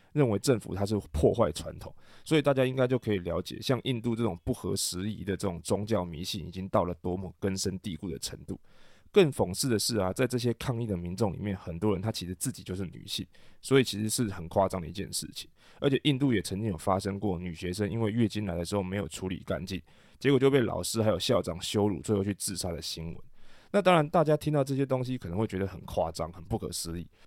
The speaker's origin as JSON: {"language": "Chinese", "country": "Taiwan", "said": "对于大部分我们台湾人来说不是一个很大的问题"}